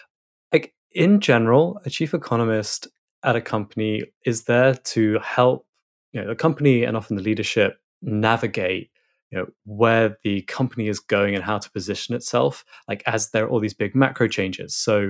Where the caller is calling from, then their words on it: Biarritz, Nouvelle-Aquitaine, France; So I'm currently in Biarritz in France, which may not be a place many people know, but I'm being a digital nomad for a bit. So I'm normally based in London, but currently on the west coast of France, just north of Spain.